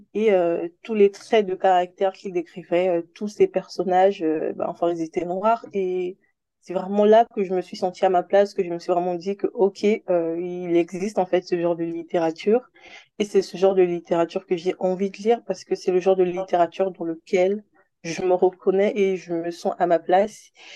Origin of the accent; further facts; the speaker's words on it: Republic of the Congo; moved away as an adult; also born or lived in Senegal; now in Paris, France; j'ai grandi au Congo-Brazzaville, en Afrique centrale, jusqu'à mes 18 ans.